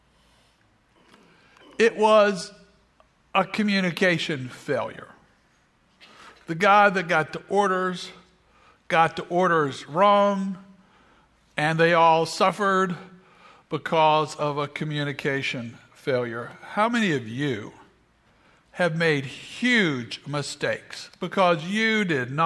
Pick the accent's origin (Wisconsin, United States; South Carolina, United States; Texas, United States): South Carolina, United States; growing up in South Carolina, we pronounced it Earl Flynn